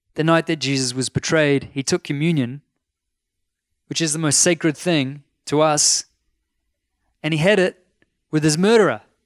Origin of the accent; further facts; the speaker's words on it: North Shore, Auckland, New Zealand; I'm from the North Shore. Like, I'm a shore boy.